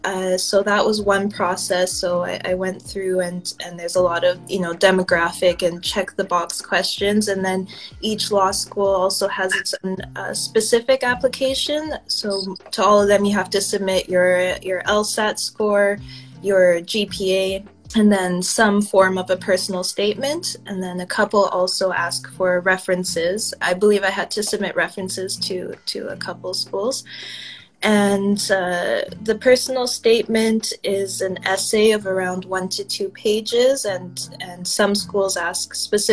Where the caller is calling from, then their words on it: Vancouver, British Columbia, Canada; I'm calling in from Kitsilano in Vancouver, BC, on Coast Salish territory.